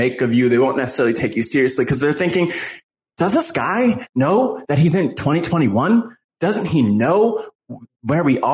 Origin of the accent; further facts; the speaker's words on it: New Jersey, United States; I'm from Jersey.